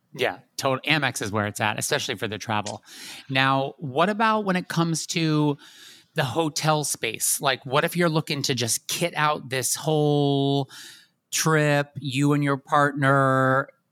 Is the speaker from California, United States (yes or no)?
no; West Chester, Pennsylvania, United States; also born or lived in Catskills, New York; I'm from Chester County, so we're a county away. I'm from Westchester.